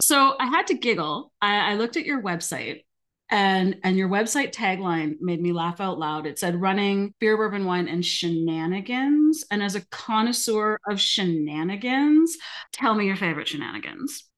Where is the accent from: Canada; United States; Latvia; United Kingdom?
Canada; Alberta; I'm from Alberta.